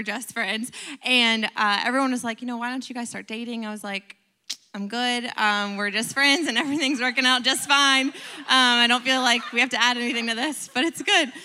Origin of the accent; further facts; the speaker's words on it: Pennsylvania, New Jersey, Northeast, United States; moved away as an adult; also born or lived in Lakeland, Florida; I'm originally from the Northeast area, Pennsylvania, New Jersey.